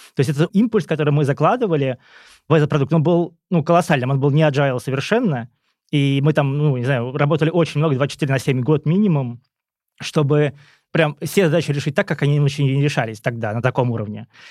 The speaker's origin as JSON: {"language": "Russian", "town": "Kursk", "region": "Kursk Oblast", "country": "Russia", "also_born_or_lived": "Moscow", "moved": "yes", "said": "я сам из Курска"}